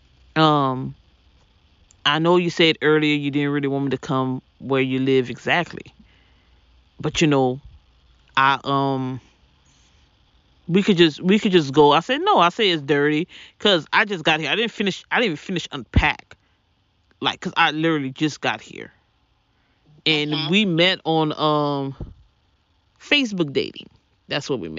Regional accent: the South, United States; moved away; I'm from the South

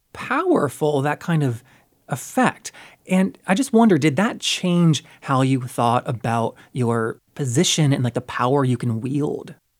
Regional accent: North Carolina, United States; I'm from North Carolina

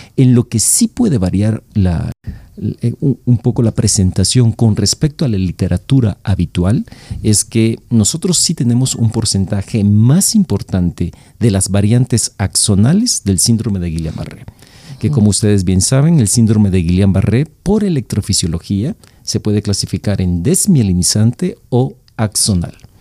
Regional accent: El Salvador; moved away as an adult; now in Mexico; yo nací en El Salvador, ya, hace mucho tiempo. Este, me formé en la carrera de, de, medicina, hice medicina interna en El Salvador

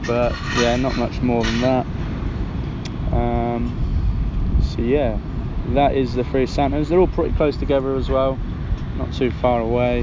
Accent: England, United Kingdom

